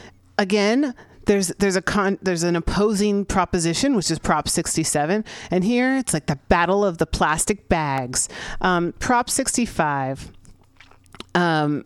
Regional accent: San Francisco, California, United States; here in San Francisco, my hometown.

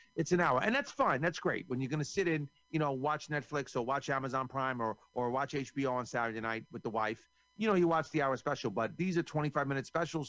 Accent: New York, United States; I'm from New York

